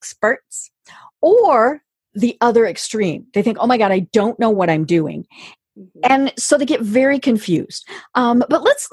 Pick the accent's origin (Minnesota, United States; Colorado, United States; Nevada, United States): Colorado, United States; now in Atlanta, United States; I live in Atlanta, but I am from Colorado. And until the day I die, I will be from Colorado